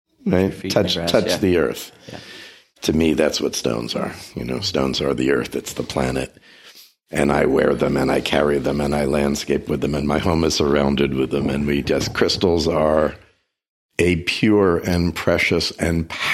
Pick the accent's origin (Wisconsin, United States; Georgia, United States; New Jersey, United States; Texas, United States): New Jersey, United States; moved away; I grew up in New Jersey.